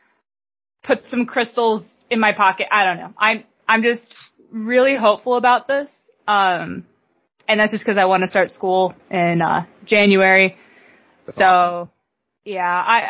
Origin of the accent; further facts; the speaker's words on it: United States; I'm that American